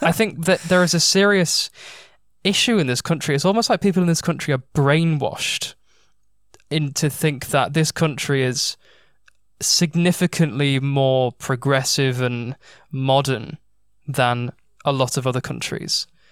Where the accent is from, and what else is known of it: United Kingdom